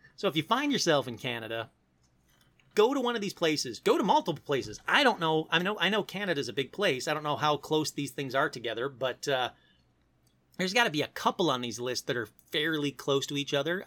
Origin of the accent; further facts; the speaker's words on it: Detroit, Michigan, United States; I grew up in Detroit